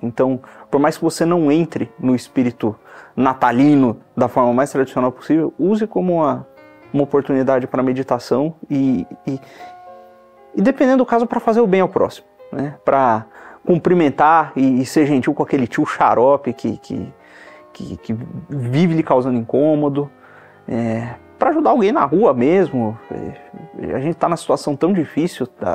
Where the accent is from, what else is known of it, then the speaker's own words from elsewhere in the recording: Campinas, São Paulo, Brazil; a gente é de Campinas